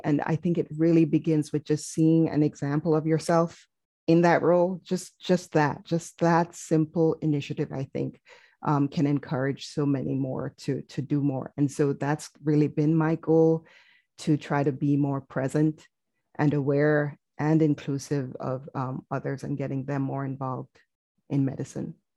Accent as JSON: {"language": "English", "country": "Jamaica", "moved": "as an adult", "lives_now": "United States", "said": "as a foreign medical graduate, I'm originally from Jamaica"}